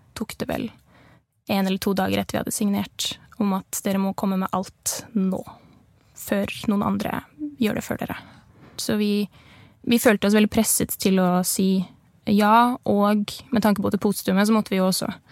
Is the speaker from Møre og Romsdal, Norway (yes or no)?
no; Nesbyen, Buskerud, Norway; moved away as an adult; now in Bergen, Norway; jeg er fra Nesbyen i Hallingdal. Ganske lite sted